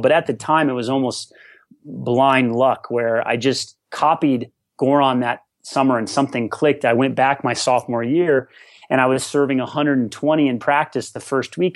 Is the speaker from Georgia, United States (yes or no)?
no; Colorado, United States; growing up in Colorado, high altitude